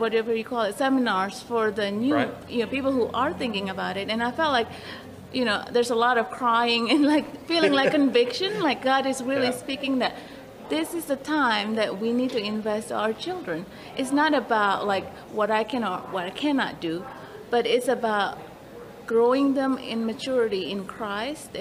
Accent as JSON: {"language": "English", "country": "Indonesia", "moved": "yes", "lives_now": "Walkertown, United States", "said": "I'm from Indonesia"}